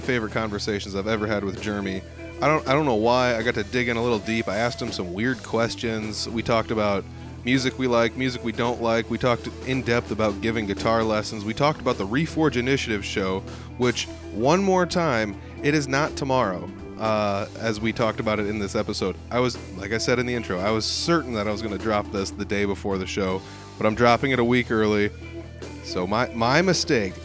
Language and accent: English; about 20 miles north of Fort Dodge, Iowa, United States; I'm not even from Fort. I mean, I'm up from like 20 miles north